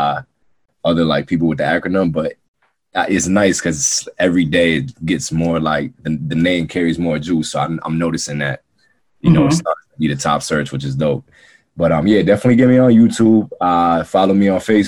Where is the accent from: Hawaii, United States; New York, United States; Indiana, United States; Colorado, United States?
New York, United States; New York City; I'm from Queens too